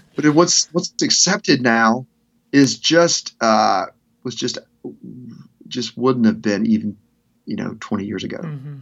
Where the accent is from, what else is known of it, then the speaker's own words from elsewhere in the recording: Arkansas, United States; moved away; also born or lived in Memphis / Mississippi / Nashville; growing up in Arkansas